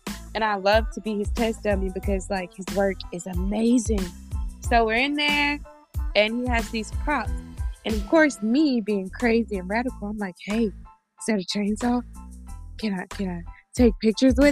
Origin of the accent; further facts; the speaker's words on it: Grand Bay, Alabama, United States; I'm originally from Grand Bay, Alabama. It's on the outskirts of Mobile, Alabama